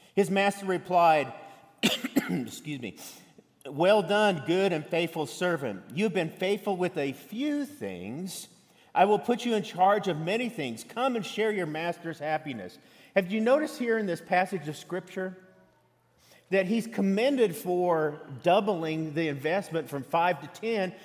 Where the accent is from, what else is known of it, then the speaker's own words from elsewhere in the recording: Colorado, United States; moved away as an adult; now in Texas, United States; I was born in Colorado.